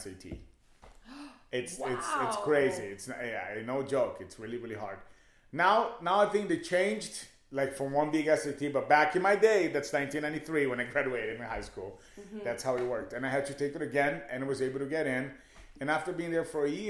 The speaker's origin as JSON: {"language": "English", "country": "Brazil", "tie": "born or raised there", "also_born_or_lived": "Hollywood, Los Angeles / Echo Park, Los Angeles", "moved": "as an adult", "lives_now": "Los Angeles, United States", "said": "growing up in Brazil, as a gay little boy, it's not always fun."}